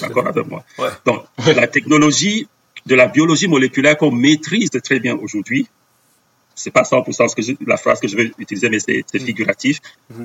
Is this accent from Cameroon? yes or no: yes; Cameroon; first language Bamum; French is a second language; moved away as an adult; also born or lived in Brussels, Belgium; now in Belgium; J'ai grandi au Cameroun avec euh, des missionnaires hollandais.